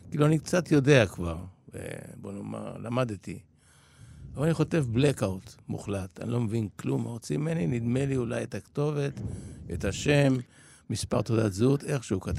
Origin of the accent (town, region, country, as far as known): Israel; born or raised there; also born or lived in Poland